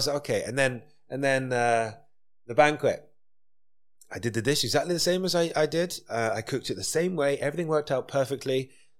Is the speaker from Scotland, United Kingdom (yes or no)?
yes; Dundee, Scotland, United Kingdom; I'm from Dundee.